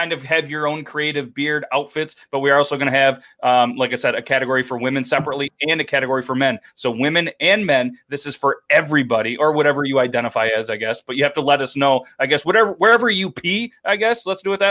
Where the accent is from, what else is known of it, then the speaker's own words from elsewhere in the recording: United States; I'm American